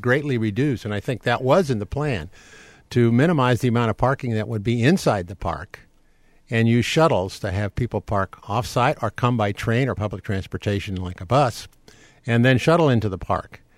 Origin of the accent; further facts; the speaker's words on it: St. Louis, Missouri, United States; also born or lived in France; now in Orange County, United States; growing up in St. Louis